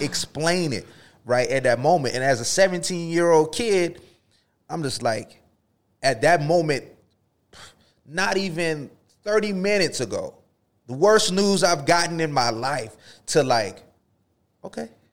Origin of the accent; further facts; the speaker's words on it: the South, United States; moved away as an adult; also born or lived in Florida / Texas; I grew up in Florida and Texas